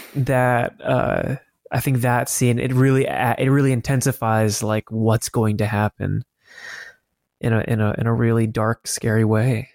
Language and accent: English; Colorado, United States; moved away; also born or lived in Los Angeles, California; growing up in Colorado and even in L